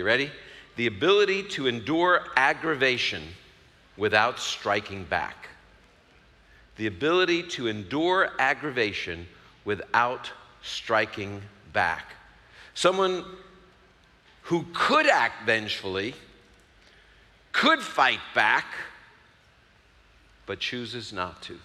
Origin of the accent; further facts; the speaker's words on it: New York City, New York, United States; I'm from Brooklyn